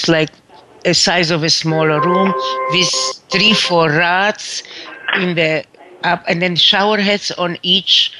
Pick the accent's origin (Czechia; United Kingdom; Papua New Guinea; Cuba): Czechia; Brno, South Moravian Region; moved away; I was born in Czechoslovakia, that is now the Czech Republic, in the city of Brno, B-R-N-O, right on the Austrian border